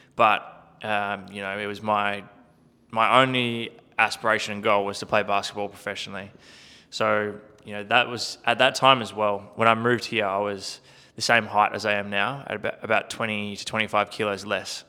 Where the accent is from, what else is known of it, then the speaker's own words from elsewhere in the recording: Country Victoria, Australia; I grew up in Country Victoria, playing, um, playing a heap of sport as a kid